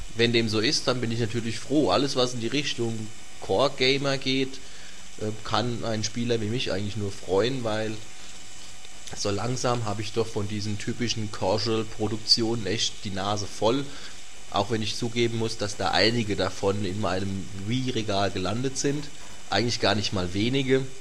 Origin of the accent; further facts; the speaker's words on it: Göllheim, Rhineland-Palatinate, Germany; also born or lived in Worms / Kaiserslautern; Ich bin geboren in Worms, und äh, in Göllheim aufgewachsen. Das liegt äh, mitten in der Nordpfalz